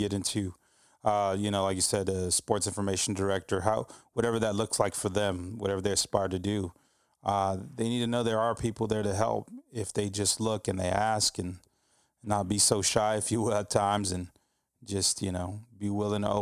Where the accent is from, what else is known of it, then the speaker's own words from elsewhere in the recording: Texas, United States; as a Texan as well, myself